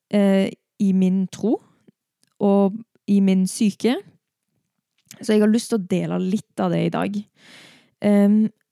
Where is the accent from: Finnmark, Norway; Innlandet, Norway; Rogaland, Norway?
Rogaland, Norway; Stavanger; hjemme i Stavanger da, for seks uker siden